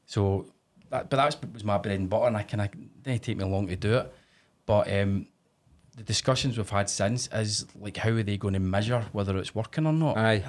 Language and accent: English; Scotland, United Kingdom; Whereas us in Scotland